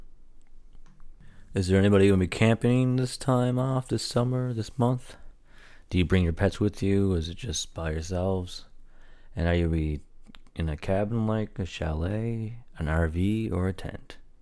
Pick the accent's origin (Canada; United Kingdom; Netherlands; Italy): Canada; Newfoundland and Labrador; I'm a Newfoundlander